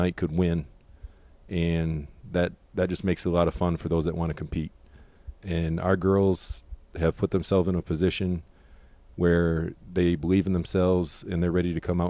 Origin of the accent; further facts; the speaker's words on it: Harbor Beach, Michigan, United States; moved away as an adult; now in Fort Mill, United States; Originally, I'm from Harbor Beach, Michigan. Went to high school